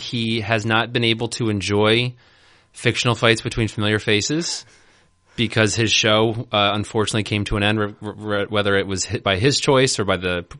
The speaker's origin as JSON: {"language": "English", "country": "New Zealand", "said": "But I am actually from New Zealand."}